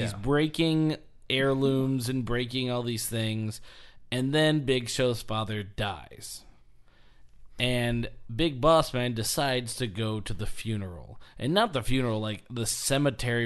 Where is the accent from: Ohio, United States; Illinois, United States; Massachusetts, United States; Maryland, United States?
Illinois, United States; Edwardsville; born or raised there